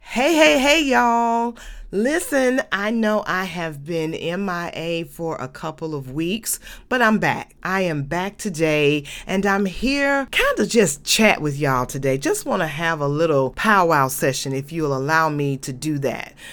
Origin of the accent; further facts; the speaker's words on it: Atlanta, Georgia, United States; when I was a child growing up in Adamsville